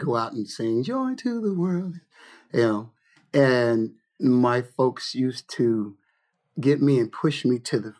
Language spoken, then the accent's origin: English; Lodi, California, United States; born or raised there; also born or lived in Detroit, Michigan